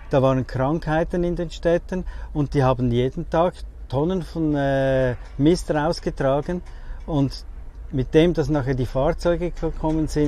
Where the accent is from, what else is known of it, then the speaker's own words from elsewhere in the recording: Zurich, Switzerland; ich komme aus Zürich, in der Schweiz